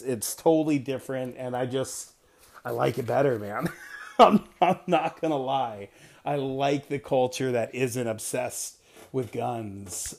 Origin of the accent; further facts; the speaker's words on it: East Coast, United States; moved away; growing up on the East Coast